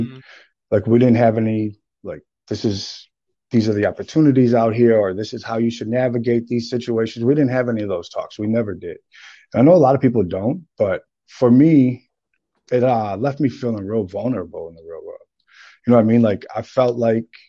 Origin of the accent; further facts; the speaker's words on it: St. Paul, Minnesota, United States; also born or lived in Texas; I'm from St. Paul, Minnesota. I was born and raised here.